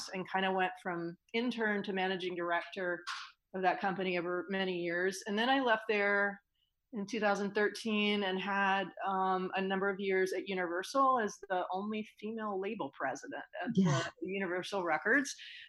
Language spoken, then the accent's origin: English; North Carolina, United States; I grew up in North Carolina playing the piano